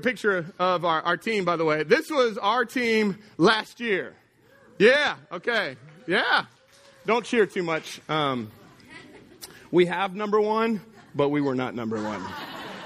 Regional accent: Texas, United States; now in Louisiana, United States; I grew up in Texas

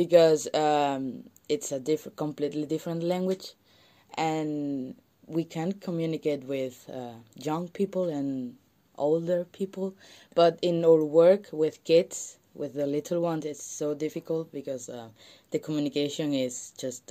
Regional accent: Lucena, Andalusia, Spain; moved away as an adult; now in Poland; I'm from Spain.

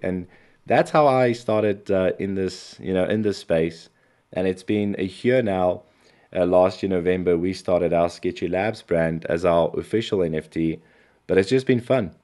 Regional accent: South Africa; I come from South Africa

